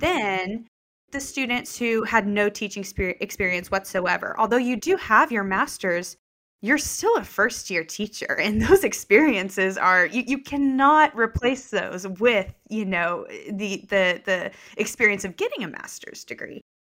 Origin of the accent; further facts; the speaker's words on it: Lubbock, Texas, United States; I was born and raised in Lubbock.